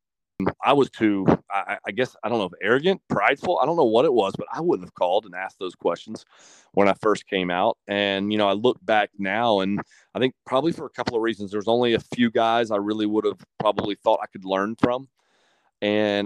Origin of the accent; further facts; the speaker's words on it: Ponte Vedra Beach, Florida, United States; I grew up in Ponte Vedra